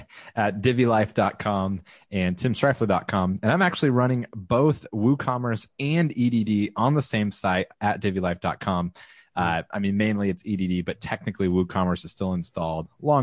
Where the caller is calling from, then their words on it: Round Rock, Texas, United States; I'm broadcasting from the Austin, Texas area, and Leslie always gets mad, more specifically Round Rock.